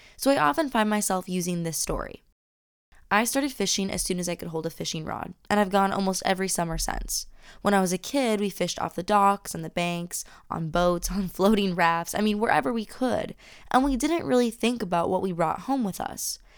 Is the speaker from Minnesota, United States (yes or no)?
yes; Lake Elmo, Minnesota, United States; I grew up in Lake Elmo, Minnesota, which is a small farming suburb of the Twin Cities